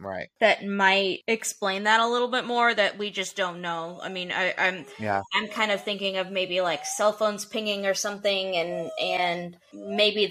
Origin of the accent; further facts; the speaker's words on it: Middle Tennessee, United States; I grew up in Middle Tennessee